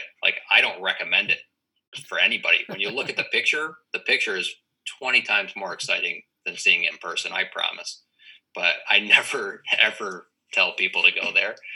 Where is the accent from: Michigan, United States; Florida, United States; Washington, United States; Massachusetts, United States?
Massachusetts, United States; East Coast, New England, Western; I'm from the East Coast